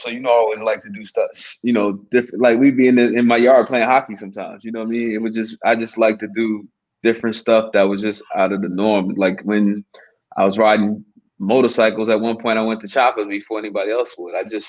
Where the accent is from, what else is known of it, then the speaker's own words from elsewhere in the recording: Vauxhall, New Jersey, United States; also born or lived in Grambling, Louisiana; growing up in Vauxhall, you know, it's a mixed community of black and white.